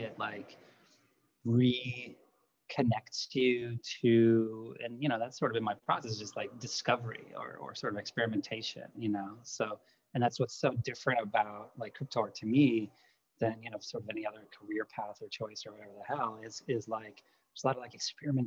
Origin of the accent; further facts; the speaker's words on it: Lithuania; English is a second language; moved away; I grew up in Lithuania